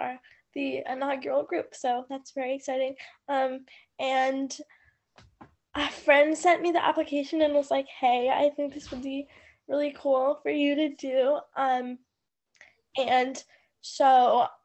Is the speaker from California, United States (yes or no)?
no; Bristol, Vermont, United States; I'm from Bristol, Vermont.